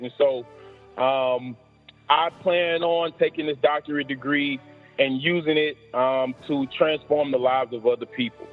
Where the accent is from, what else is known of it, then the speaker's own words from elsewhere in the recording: Decatur, Alabama, United States; moved away; also born or lived in Mississippi; I've had to defeat several obstacles growing up in Decatur, Alabama